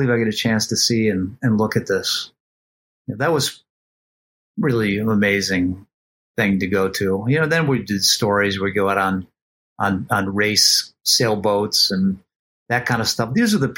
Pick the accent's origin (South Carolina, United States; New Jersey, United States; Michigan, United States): Michigan, United States; suburbia outside Detroit; moved away as an adult; now in New York, United States; I grew up suburbia outside Detroit